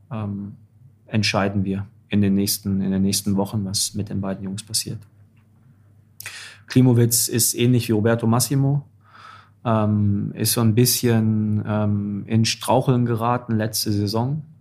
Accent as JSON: {"language": "German", "town": "Dortmund", "region": "North Rhine-Westphalia", "country": "Germany", "said": "jetzt bin ich als Dortmunder äh, kann ich das Thema nochmal aufmachen."}